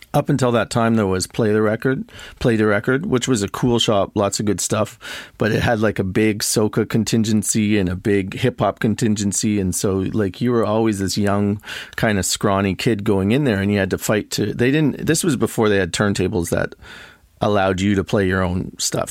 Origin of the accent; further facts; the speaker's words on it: Toronto, Ontario, Canada; also born or lived in Montreal / Berlin; I'm from Toronto, basically. I grew up here